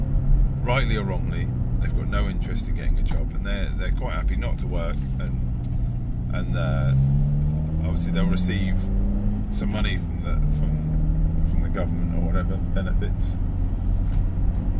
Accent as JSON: {"language": "English", "country": "United Kingdom", "said": "I'm British"}